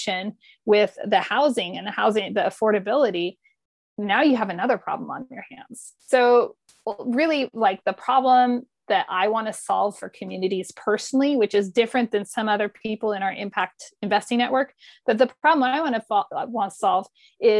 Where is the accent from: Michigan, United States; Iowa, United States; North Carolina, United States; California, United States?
California, United States; Modesto; moved away; also born or lived in Denver; I grew up outside San Francisco, meaning Modesto, which is way inland.